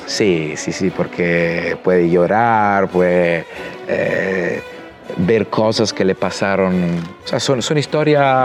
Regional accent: Italy; now in Chile; yo como italiano

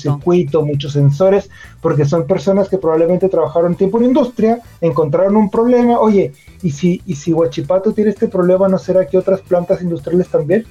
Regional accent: Mexico; moved away as an adult; also born or lived in Monterrey, Mexico; now in Chile; soy, mexicano y yo tengo un poquito más de 10 años viviendo en ah, Chile

